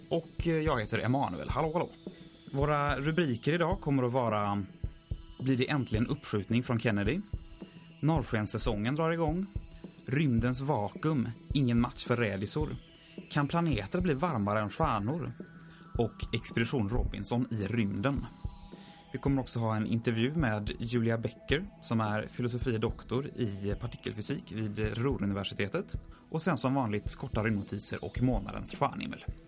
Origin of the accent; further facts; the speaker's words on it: Tjörn, Västra Götaland, Sweden; på Tjörn där jag kommer ifrån